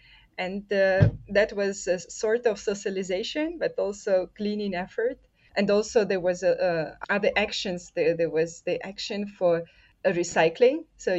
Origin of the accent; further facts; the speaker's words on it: Russia; So I'm from Russia